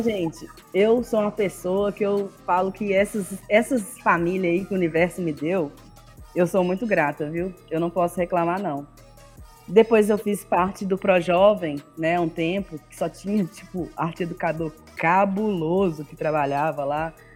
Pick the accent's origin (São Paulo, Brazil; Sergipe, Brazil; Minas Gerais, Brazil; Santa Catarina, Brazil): Minas Gerais, Brazil; Governador Valadares; Eu sou do leste de Minas, sou de Valadares. Hum. É, eu fui criada pela minha tia, né, que é irmã da minha mãe. É, eu, eu, fui criada numa ilha, é, que é um bairro